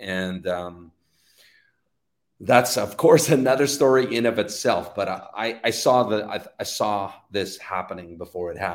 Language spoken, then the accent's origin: English; Canada; I'm Canadian